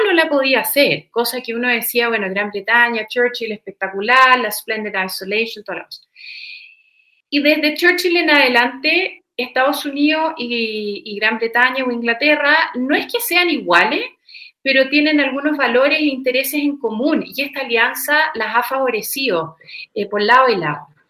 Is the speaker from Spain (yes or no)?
no; Chile; para uno como chileno